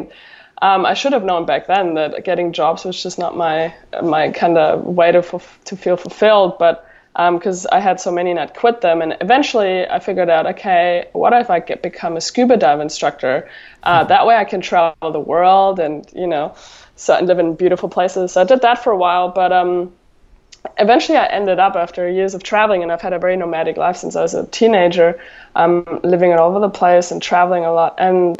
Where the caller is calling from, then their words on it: Encinitas, California, United States; I'm calling in from Southern California, Encinitas to be specific.